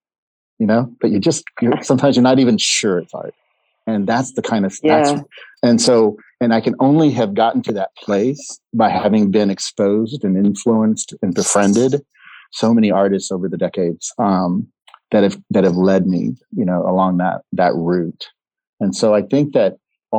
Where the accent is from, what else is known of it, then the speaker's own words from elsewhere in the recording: McAllen, Texas, United States; moved away as an adult; also born or lived in Seattle; I was born in McAllen, Texas. And the hospital where I was born is probably 3 miles from the Mexican border